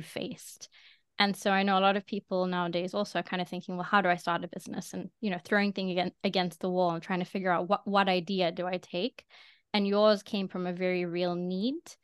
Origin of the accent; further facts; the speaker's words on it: South Africa; now in London, United Kingdom; I'm from South Africa, I'm now in London